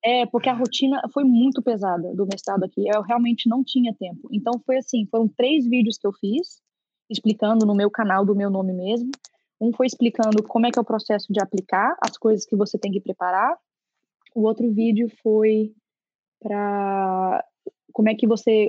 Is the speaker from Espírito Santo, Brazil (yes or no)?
no; Brasília, Federal District, Brazil; moved away as an adult; Eu sou nascida e criada em Brasília